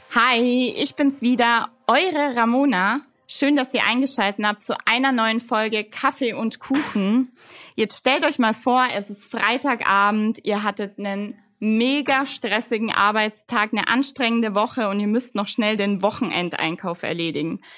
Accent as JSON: {"language": "German", "town": "Fürth", "region": "Bavaria", "country": "Germany", "said": "ich bin ja Fürtherin"}